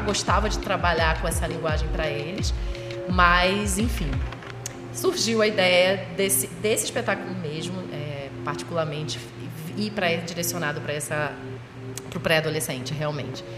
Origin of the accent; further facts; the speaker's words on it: Rio de Janeiro, Brazil; now in Pernambuco, Brazil; eu sou do Rio. É originalmente Rio de Janeiro, mas já nem sei mais o que, que eu sou aqui